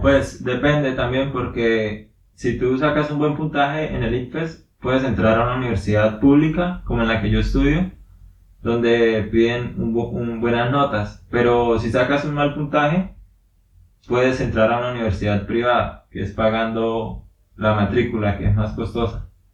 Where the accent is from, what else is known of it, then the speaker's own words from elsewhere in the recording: Suaita, Santander, Colombia; soy de aquí de Colombia, nací en un pueblo que se llama Suaita y es de Santander también